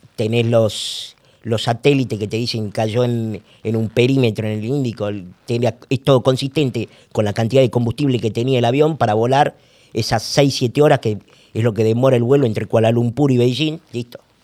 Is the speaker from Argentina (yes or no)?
yes; Salta, Argentina; moved away; also born or lived in Buenos Aires; yo soy salteño